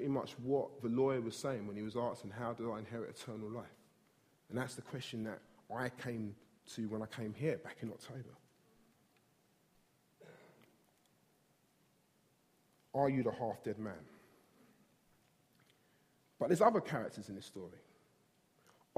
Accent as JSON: {"language": "English", "region": "London", "country": "United Kingdom", "tie": "born or raised there", "said": "I grew up in South East London, grown up here all my life"}